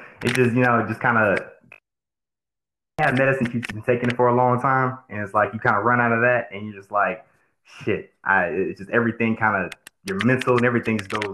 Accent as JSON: {"language": "English", "region": "Georgia", "country": "United States", "tie": "born or raised there", "also_born_or_lived": "California / Warner Robins, Georgia", "said": "I'm originally from California. So that's one thing. Moved down to Georgia when I was just a little kid"}